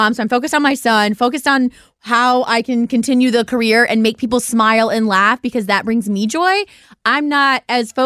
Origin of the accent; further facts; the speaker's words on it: Ohio, United States; us Ohio people